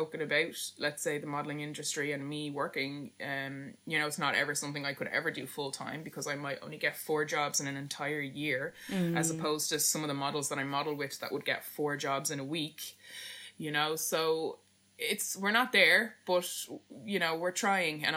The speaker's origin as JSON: {"language": "English", "country": "Ireland", "said": "as Irish people"}